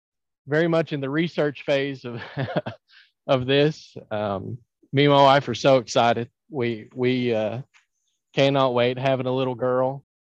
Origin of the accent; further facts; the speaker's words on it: Ashland, Kentucky, United States; also born or lived in Hazard, Kentucky / Hindman, Kentucky; I am from Kentucky. I'm from the Ashland area, Westwood, kind of the wrong side of the Ashland railroad tracks there. And then I spent 5 years down in the mountains and around Hazard and Hindman.